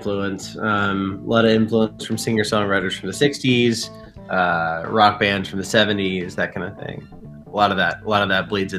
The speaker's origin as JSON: {"language": "English", "town": "Wilmington", "region": "North Carolina", "country": "United States", "tie": "born or raised there", "moved": "as an adult", "lives_now": "Nashville, United States", "said": "I'm originally from southeastern North Carolina in a small town called Wilmington."}